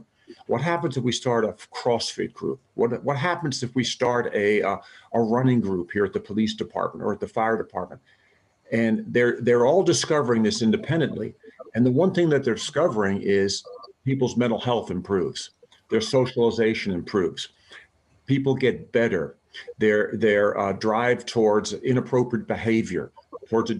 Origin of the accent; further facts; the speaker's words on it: Arizona, United States; also born or lived in Bronx, New York City, New York; I'm a New York City native. I was born in the Bronx and spent the first couple of years of my life in the Bronx. And from there, we moved to the wilds of Arizona